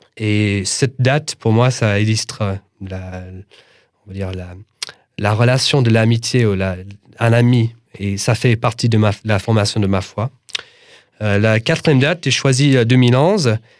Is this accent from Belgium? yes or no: no; United States; French is a second language; now in France; je suis un Américain et, et, je vis en France